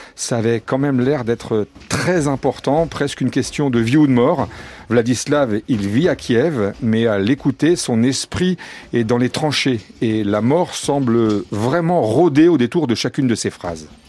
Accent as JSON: {"language": "French", "country": "France", "said": "on est français"}